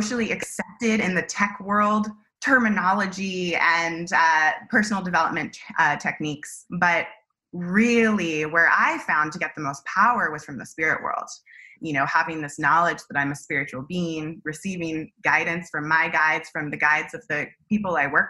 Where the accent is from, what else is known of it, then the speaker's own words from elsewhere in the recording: Silicon Valley, California, United States; I was born and raised in Silicon Valley. That's where I lived